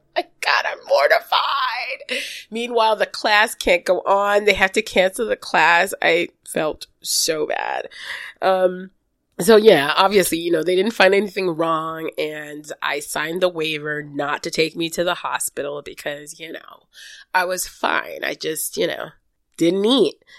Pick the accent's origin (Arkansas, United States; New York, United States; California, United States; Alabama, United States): New York, United States; New York City; growing up in Brooklyn